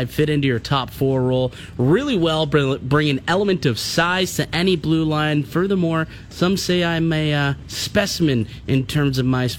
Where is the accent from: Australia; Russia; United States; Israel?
Russia; English is a second language; I'm from Russia, so, like, I didn't play the North American game until I was into my 20s.